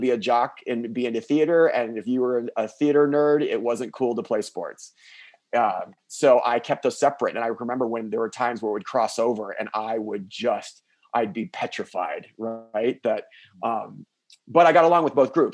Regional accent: South Florida, United States; also born or lived in Midwest; I was raised down in South Florida

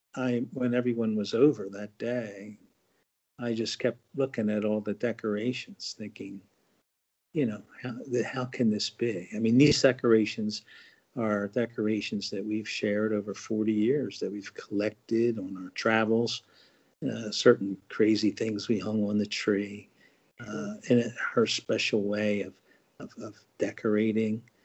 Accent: New Jersey, United States; also born or lived in Marshall Islands; I've been New Jersey born and raised all my life, other than you know a year in the uh, Marshall Islands.

